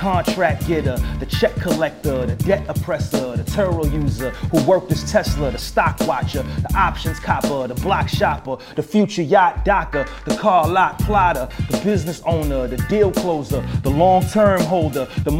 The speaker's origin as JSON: {"language": "English", "town": "New York City", "region": "New York", "country": "United States", "said": "I'm from the Bronx, New York."}